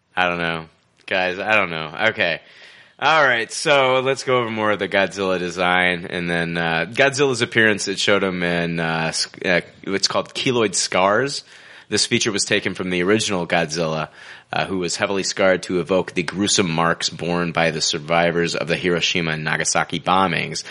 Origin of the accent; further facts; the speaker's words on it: United States; I'm an American